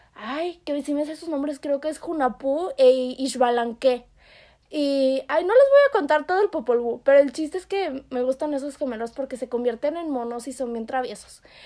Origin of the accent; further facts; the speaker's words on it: Yucatán, Mexico; yo soy yucateca